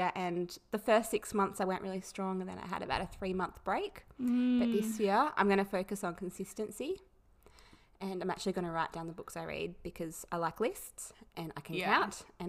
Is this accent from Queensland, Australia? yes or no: no; Tasmania, Australia; I'm 26, I'm from Tassie, I'm a nurse